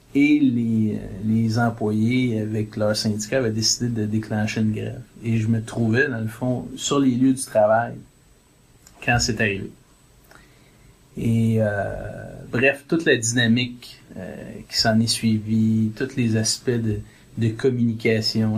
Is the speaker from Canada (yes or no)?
yes; South Shore of Montreal, Quebec, Canada; moved away as an adult; now in Toronto, Canada; on vient du Québec, on vient de, on vient de la rive sud de Montréal, on vient d'une famille catholique pratiquante